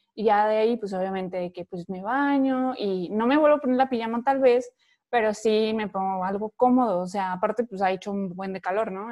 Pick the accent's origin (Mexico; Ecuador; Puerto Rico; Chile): Mexico; Veracruz; now in Monterrey, Mexico; yo soy de Veracruz y estando en Monterrey